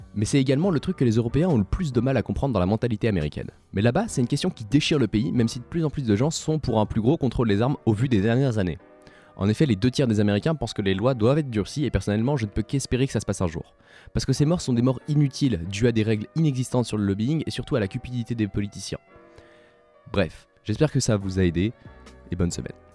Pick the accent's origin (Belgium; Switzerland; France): Switzerland; J'ai nommé mon pays natal la Suisse